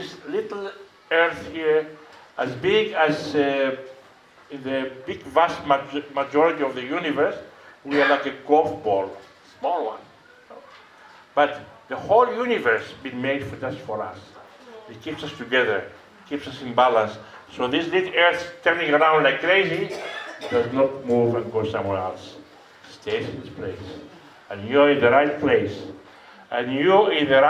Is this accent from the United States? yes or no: no; Greece; English is a second language; moved away as an adult; now in South Africa; I am from Greece, I'm a missionary, and I've been in South Africa about 15 years.